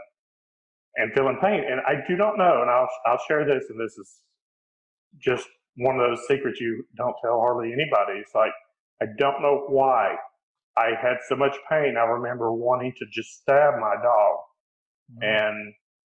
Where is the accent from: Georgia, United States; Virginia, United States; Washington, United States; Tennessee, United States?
Tennessee, United States; East; I grew up in East Tennessee